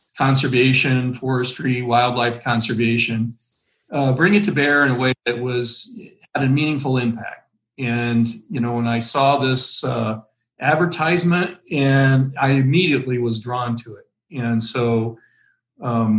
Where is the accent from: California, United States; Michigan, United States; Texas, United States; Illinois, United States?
Illinois, United States; moved away as an adult; now in Minnesota, United States; I'm from Illinois. I grew up in Illinois on a small farm there.